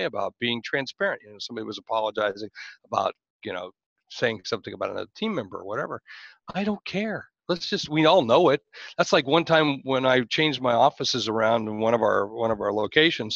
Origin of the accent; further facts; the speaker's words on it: United States; I'm American